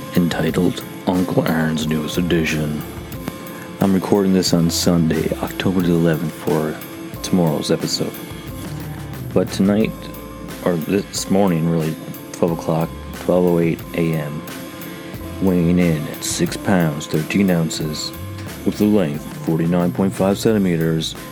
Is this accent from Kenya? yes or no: no; Canada; moved away; also born or lived in Newfoundland; as a Canadian